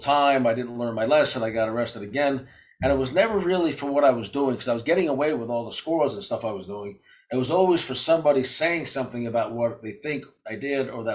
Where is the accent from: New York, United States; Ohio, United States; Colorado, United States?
New York, United States; New York City; I grew up in Brooklyn, New York